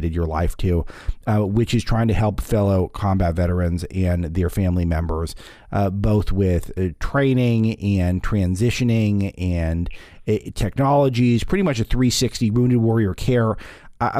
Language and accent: English; Los Angeles, California, United States; I grew up in West L.A.